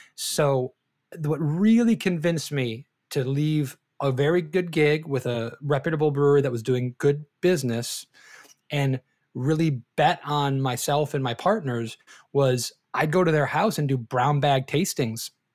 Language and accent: English; Detroit, Michigan, United States; moved away as an adult; now in Florida, United States; I am from Detroit originally